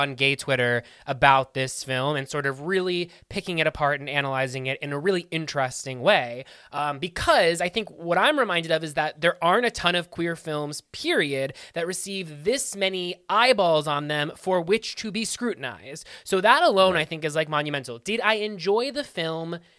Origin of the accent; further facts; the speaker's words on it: Pittsburgh, Pennsylvania, United States; my hometown, Pittsburgh